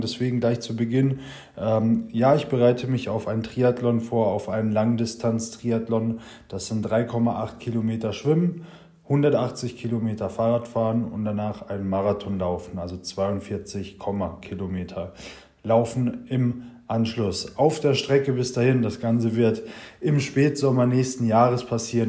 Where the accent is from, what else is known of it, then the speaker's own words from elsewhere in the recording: Germany; bei uns in Deutschland